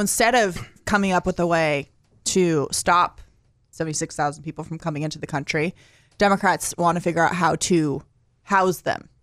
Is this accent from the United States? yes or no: yes; Arizona, United States; growing up in Arizona